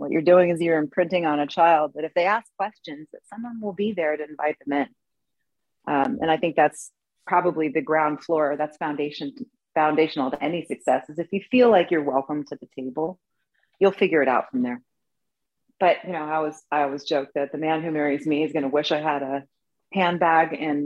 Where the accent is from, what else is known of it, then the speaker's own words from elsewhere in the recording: Berkeley, California, United States; growing up in Berkeley, California